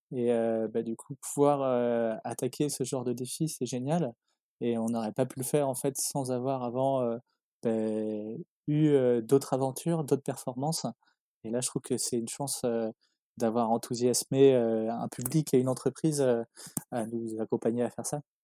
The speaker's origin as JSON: {"language": "French", "town": "Les Sables-d'Olonne", "region": "Pays de la Loire", "country": "France", "tie": "born or raised there", "said": "j'ai grandi au South d'Olonne, ville où je vis encore"}